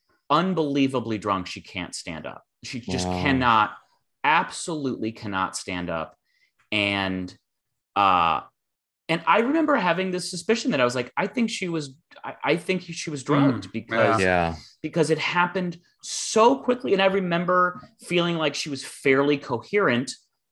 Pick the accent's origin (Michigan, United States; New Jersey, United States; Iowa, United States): Michigan, United States; Ann Arbor; I was at a bar in my hometown of Ann Arbor, Michigan